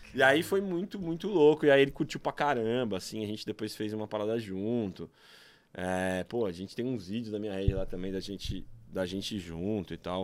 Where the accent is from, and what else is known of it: São Paulo, Brazil; born or raised there